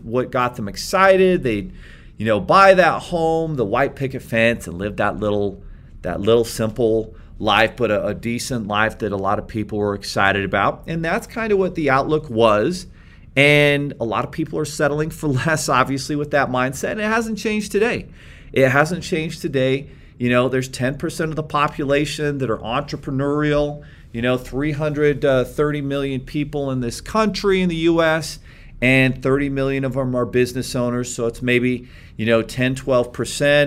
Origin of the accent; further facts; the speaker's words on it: Beaver, Utah, United States; I grew up in Beaver, Utah, 3,000 people, very small town, limited opportunities, you know, in southern Utah where I grew up.